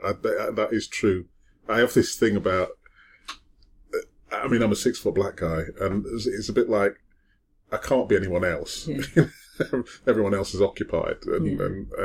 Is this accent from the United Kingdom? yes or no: yes; Wakefield, Yorkshire and the Humber, United Kingdom; I wasn't adopted, but I mean, I was brought up in Wakefield. I was very poor.